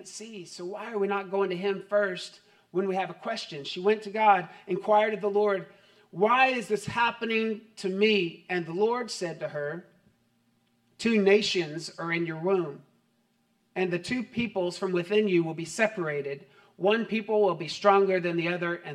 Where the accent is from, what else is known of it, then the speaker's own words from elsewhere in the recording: United States; as an American